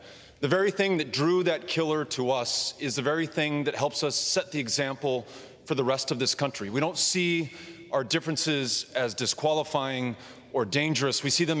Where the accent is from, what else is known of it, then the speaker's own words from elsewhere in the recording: El Paso, Texas, United States; my hometown of El Paso, Texas.